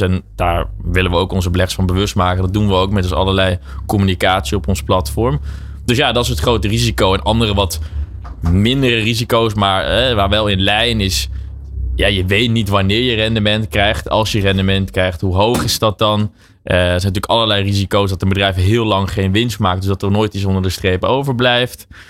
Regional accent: Netherlands; wij zijn als Nederlanders

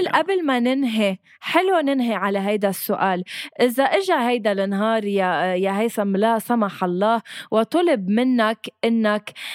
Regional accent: Lebanon

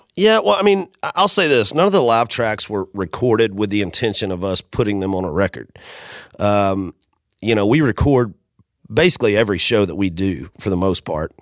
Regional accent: Macon, Georgia, United States; moved away as an adult; now in Nashville, United States; that's my hometown. It's where I was born and raised

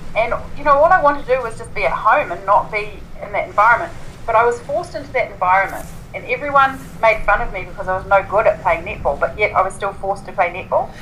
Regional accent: Invercargill, Southland, New Zealand; I was born and grew up, grew up in Invercargill

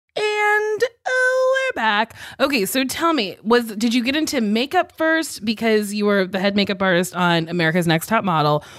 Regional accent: Lincroft, New Jersey, United States; moved away; I'm from Lincroft, New Jersey, which is in, like, a bigger town called Middletown

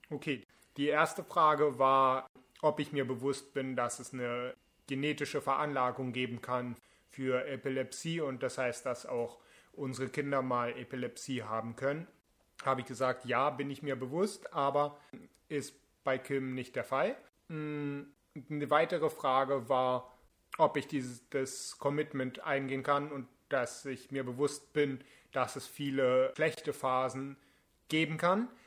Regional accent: Berlin, Germany; Ich bin 29 Jahre alt. Ich komme aus Berlin.

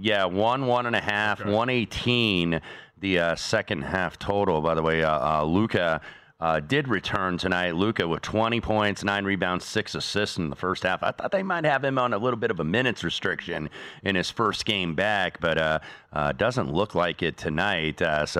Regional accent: Indianapolis, Indiana, United States; born or raised there

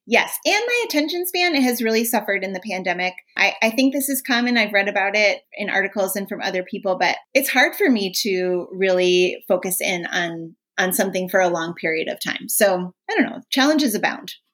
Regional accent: Minnesota, United States; I'm from Minnesota. Hockey's a huge here.

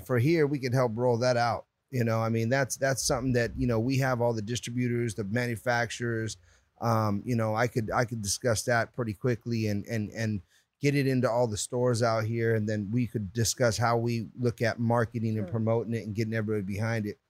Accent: Puerto Rico; now in California, United States; I'm Puerto Rican

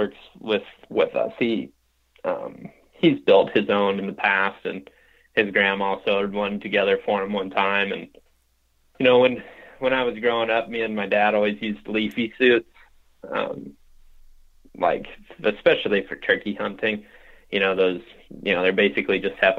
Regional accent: Western Ohio, United States; now in Iowa, United States; I grew up in Western Ohio

